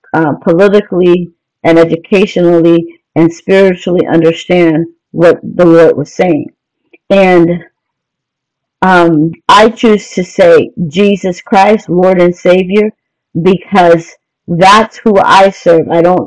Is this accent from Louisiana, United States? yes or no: yes; Louisiana, United States; I can't deny that I'm a woman of color. I'm from Louisiana. My roots are from there. So I'm depicted as a Creole